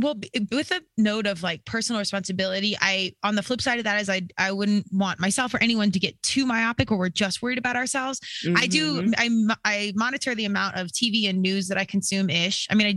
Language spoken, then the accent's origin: English; United States; some tie in to what's going on globally and not just as an American or in my own world at the dollhouse.